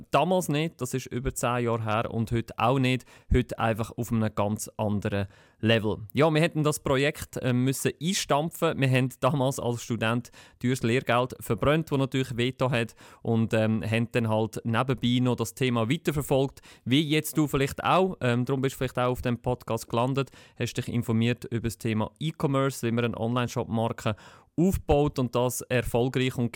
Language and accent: German; Lucerne, Switzerland; Ich komme aus Luzern. Ich habe auch in Luzern studiert